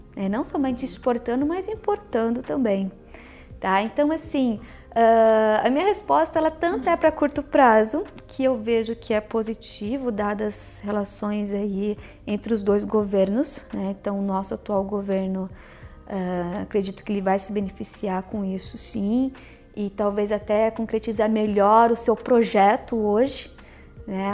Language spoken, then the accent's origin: Portuguese; Maringá, Paraná, Brazil; moved away as an adult; now in São Paulo, Brazil; na época eu ainda estava em Maringá, que é a minha cidade natal, onde eu também estudei.